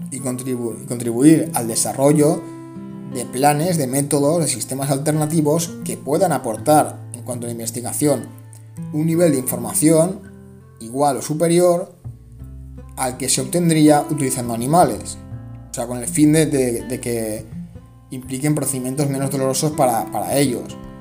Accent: Spain; En mi caso, España

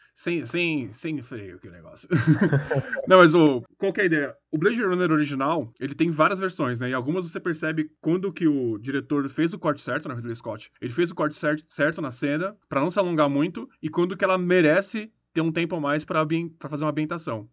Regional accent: Brazil; a gente é brasileiro

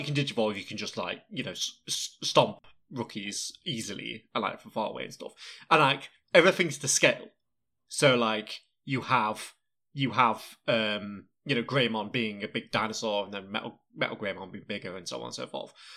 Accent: United Kingdom; a British person

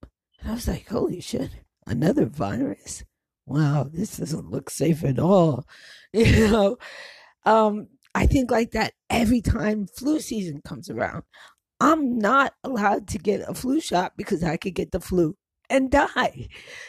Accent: New York, United States; also born or lived in New Jersey / Connecticut; I grew up in New York, so in New Jersey, and Connecticut, and a whole bunch of other places.

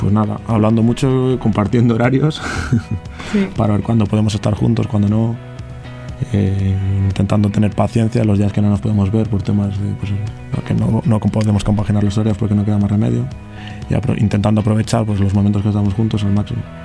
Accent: Santander, Cantabria, Spain; tengo 27 años, soy de Santander también

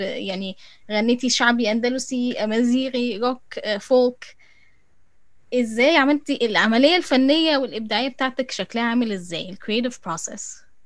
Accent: Egypt; احنا مصريين بنستسهل القاف

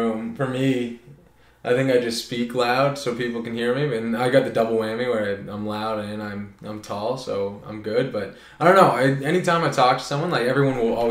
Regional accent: Oakville, Ontario, Canada; moved away as an adult; also born or lived in Toronto; now in Prince Edward Island, Canada; I grew up in Oakville, Ontario. I was born in Toronto.

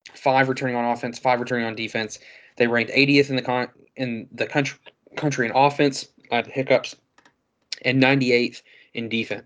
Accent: Georgia, United States; I'm from Georgia, I'm a Georgia fan

